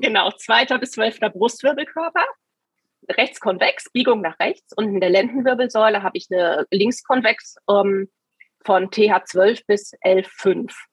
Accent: Taunusstein, Hesse, Germany; ich bin in Taunusstein aufgewachsen

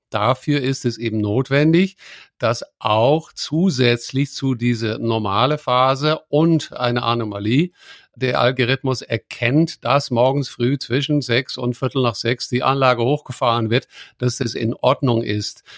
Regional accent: near Maastricht, Limburg, Netherlands; German is a second language; moved away; das ist nicht so weit weg von dort, wo ich geboren bin, in den Niederlanden

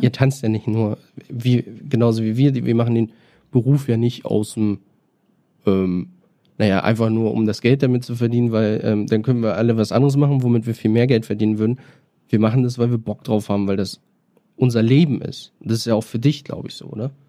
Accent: Bad Oldesloe, Schleswig-Holstein, Germany; now in Berlin, Germany; ich komme aus Schleswig-Holstein, äh, Bad Oldesloe ist mein Geburtsort

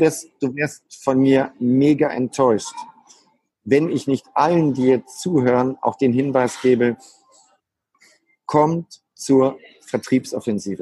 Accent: Germany; als Deutscher

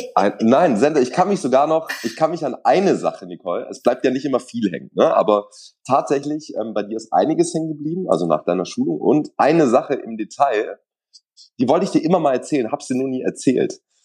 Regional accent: Swabia, Germany; ich bin aber gebürtiger Schwabe

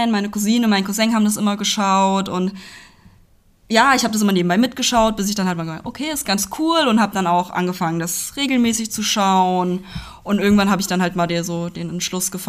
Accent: Hünfeld, Hesse, Germany; genau, ich bin in der Nähe von Hünfeld aufgewachsen, also gehört zur Stadt Hünfeld dazu.

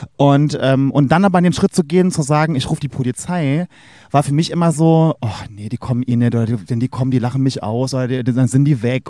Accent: Saarland, Germany; now in Berlin, Germany; im Saarland, wo ich herkomme oder hier in Berlin

